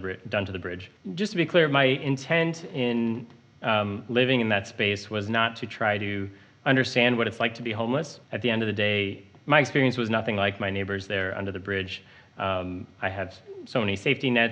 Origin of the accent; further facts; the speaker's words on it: Montana, United States; moved away as an adult; now in Chicago, United States; I moved here to Uptown from Montana, where I grew up